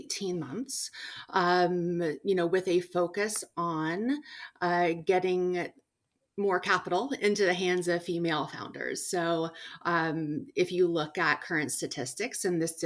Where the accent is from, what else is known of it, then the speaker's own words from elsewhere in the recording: Washington, United States; born and raised in Washington State